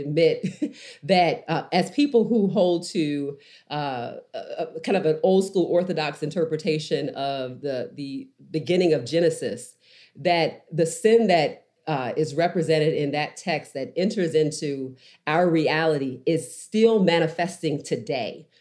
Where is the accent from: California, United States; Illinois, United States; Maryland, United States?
Maryland, United States; Baltimore; moved away; also born or lived in Nashville; I grew up in Baltimore